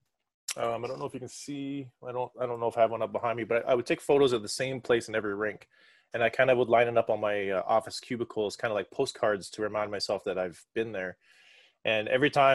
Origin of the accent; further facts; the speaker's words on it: Alberta, Canada; me being a Canadian in Alberta